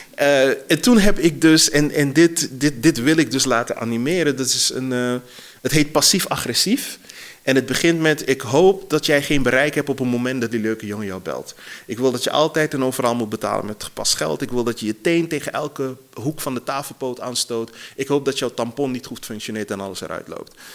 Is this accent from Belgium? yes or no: no; Suriname; now in Netherlands; ik ben opgegroeid in Suriname voor een deel